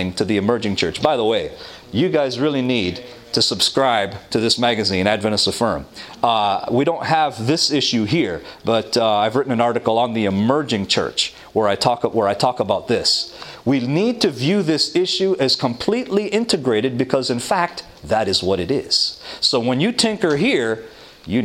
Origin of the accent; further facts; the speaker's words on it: Toronto, Ontario, Canada; I'm from Toronto